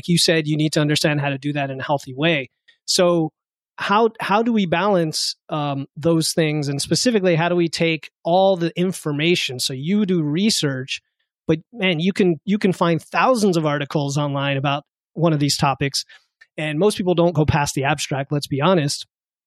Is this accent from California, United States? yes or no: no; South Florida, United States; moved away; I grew up in South Florida